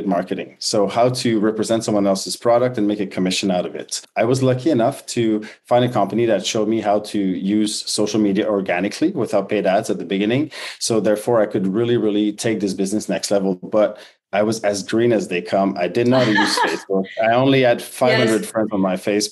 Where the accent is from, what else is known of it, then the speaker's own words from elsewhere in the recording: Quebec, Canada; moved away as an adult; born and raised in French Canada